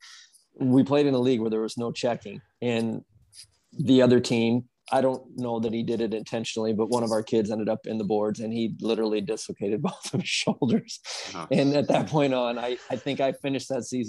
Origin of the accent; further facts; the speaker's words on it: Dubuque, Iowa, United States; I grew up in Dubuque, Dubuque, Iowa, which is about 3 hours east of West Des Moines